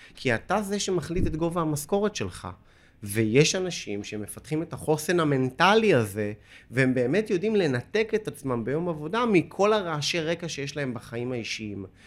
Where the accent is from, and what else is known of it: Holon, Tel Aviv District, Israel; moved away